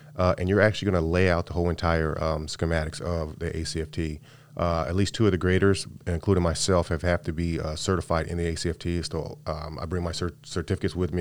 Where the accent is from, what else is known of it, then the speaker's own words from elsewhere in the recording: California, United States; moved away; I came from, I'm from California